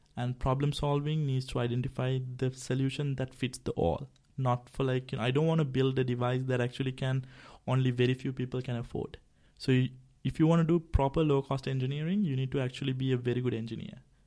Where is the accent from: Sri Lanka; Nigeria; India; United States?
Sri Lanka; I'm also from Sri Lanka